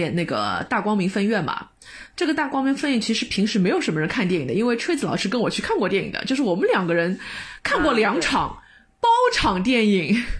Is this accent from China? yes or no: yes; Shanghai, China